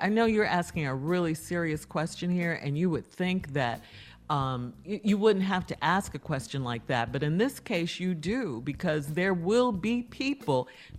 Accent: Chicago, Illinois, United States; I'm from Chicago.

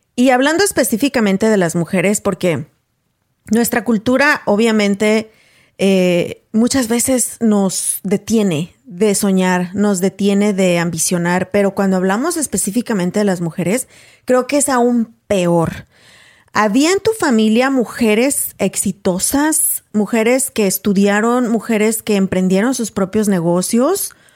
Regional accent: Paso del Alto, Guanajuato, Mexico; moved away; mi pueblo, de donde soy originaria, a Paso del Alto, Guanajuato

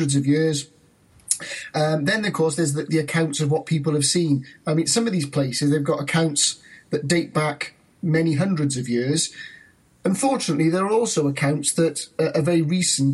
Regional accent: Wales, United Kingdom; I'm from Wales

